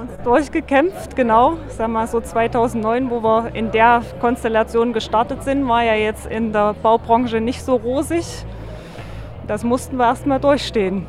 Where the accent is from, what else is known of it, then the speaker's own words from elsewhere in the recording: Weimar, Thuringia, Germany; das ist meine Heimat